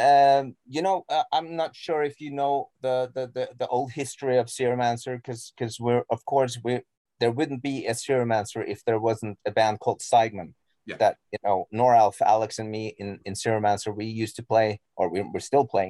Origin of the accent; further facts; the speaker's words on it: Norway; English is a second language; I'm Norwegian, you know, English is not my mother tongue